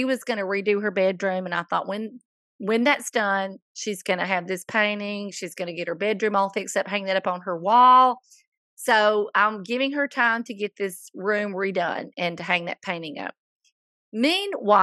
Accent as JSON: {"language": "English", "town": "Coleman", "region": "the South", "country": "United States", "tie": "born or raised there", "said": "my hometown of Coleman"}